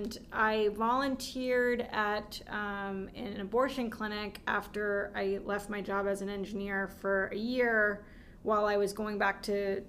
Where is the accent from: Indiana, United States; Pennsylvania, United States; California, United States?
California, United States; San Francisco Bay Area; I grew up in the San Francisco Bay Area